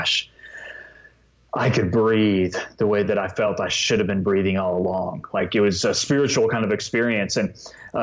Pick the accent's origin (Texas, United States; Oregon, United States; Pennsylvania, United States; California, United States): Texas, United States; moved away; born and raised in Texas, always be a Texan at heart, and miss living there